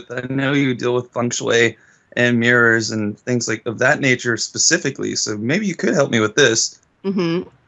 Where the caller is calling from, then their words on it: Austin, Texas, United States; Uh, Austin, Texas.